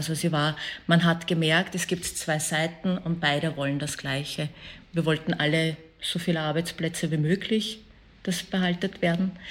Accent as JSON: {"language": "German", "country": "Afghanistan", "said": "Ich glaube, als Afghanin verändert sich halt"}